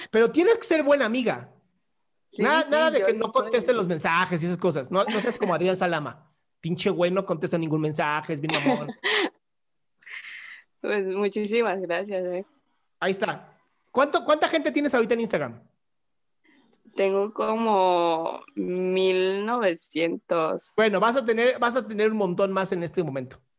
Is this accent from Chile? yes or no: no; Tabasco, Mexico; Soy de Tabasco.